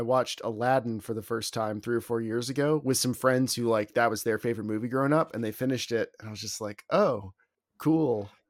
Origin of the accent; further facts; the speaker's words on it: near where Pocahontas happened, Virginia, United States; my hometown is like directly next to where Pocahontas actually happened.